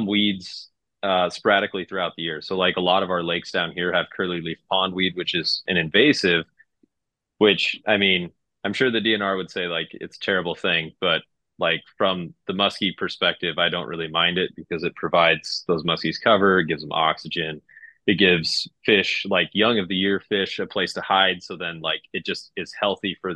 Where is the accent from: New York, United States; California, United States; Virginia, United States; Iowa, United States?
Iowa, United States; also born or lived in Wisconsin; I'm originally from Iowa, born and raised here.